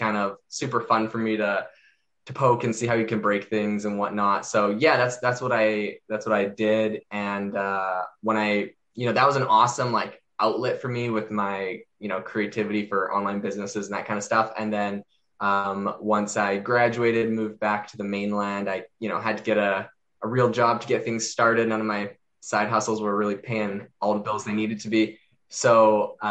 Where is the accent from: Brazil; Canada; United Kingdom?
Canada; now in Arizona, United States; Originally, I'm from Canada